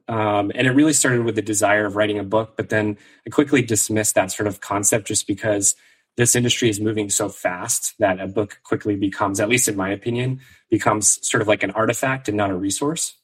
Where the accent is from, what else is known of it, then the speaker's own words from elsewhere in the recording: Maine, United States; moved away; also born or lived in New York City; I grew up in Maine originally